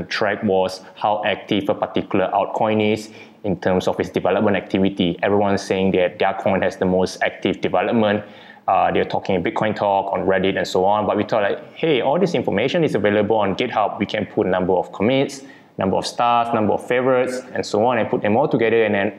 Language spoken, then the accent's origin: English; Kuala Lumpur, Federal Territory of Kuala Lumpur, Malaysia; Born and bred in Kuala Lumpur, Malaysia